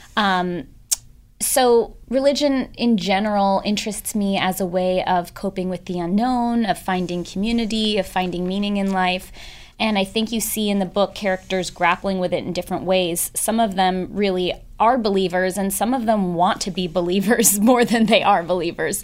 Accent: San Francisco, California, United States; I grew up in San Francisco, and I grew up with two sets of parents

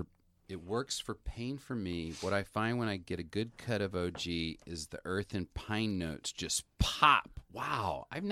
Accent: Arkansas, United States; I'm from Arkansas, and so I grew up in the 70s

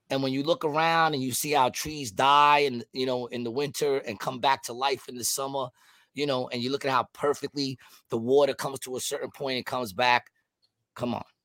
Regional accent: Ukraine; I'm from Ukraine. We are not weak.

